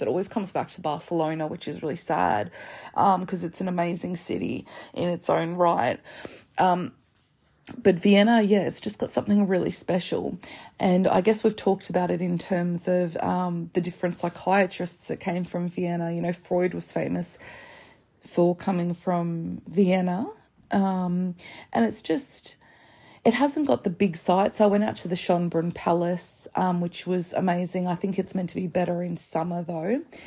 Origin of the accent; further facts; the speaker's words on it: Australia; as an Australian.